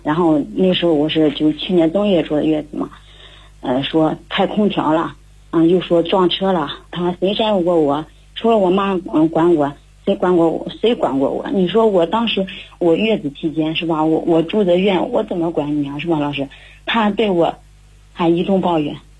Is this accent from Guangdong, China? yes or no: no; Handan, Hebei, China; 我来自河北邯郸